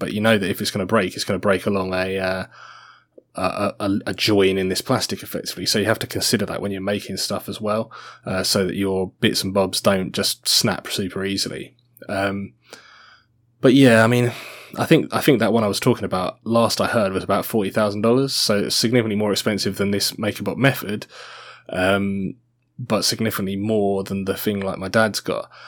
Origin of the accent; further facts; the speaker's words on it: Australia; I'm Australian. I have an Australian citizenship